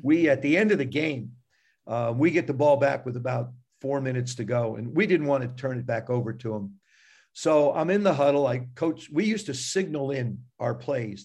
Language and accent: English; South River, New Jersey, United States; I grew up, I grew up in South River, New Jersey